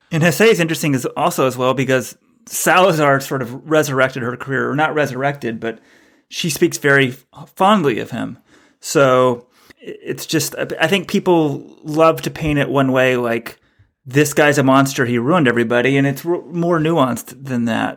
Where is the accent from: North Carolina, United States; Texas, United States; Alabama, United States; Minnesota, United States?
Texas, United States; also born or lived in New York; now in New England, United States; I'm from Texas